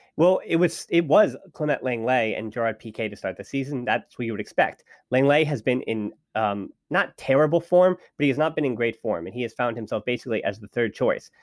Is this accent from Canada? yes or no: no; United States; I'm an American